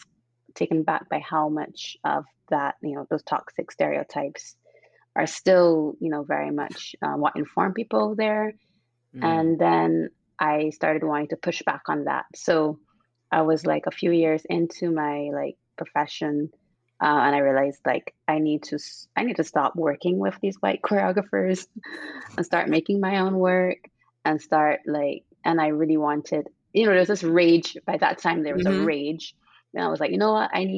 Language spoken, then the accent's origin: English; Barbados; also born or lived in Cuba / London / Hungary; now in Redwood City, United States; growing up in Barbados and growing up in the church